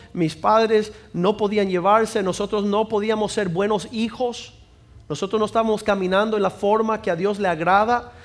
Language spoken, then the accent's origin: Spanish; Cuba; soy cubano